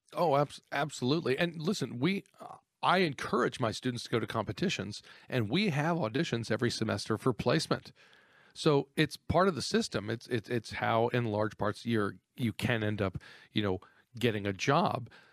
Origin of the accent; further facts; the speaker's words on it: Texas, United States; I grew up in Texas in a highly competitive atmosphere.